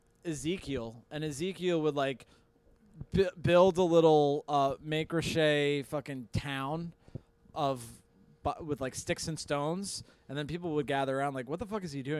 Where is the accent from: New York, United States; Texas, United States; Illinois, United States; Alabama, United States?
New York, United States; Orange County; I'm from Orange County, New York.